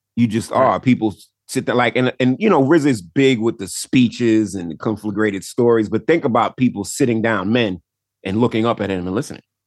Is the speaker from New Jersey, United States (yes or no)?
no; New York, United States; I grew up in New York